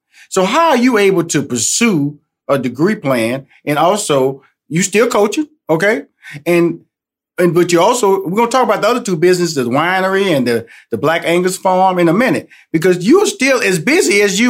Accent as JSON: {"language": "English", "town": "Houston", "region": "Texas", "country": "United States", "said": "I'm originally from Houston, Texas, so I got to see the trade of James Harden to Houston."}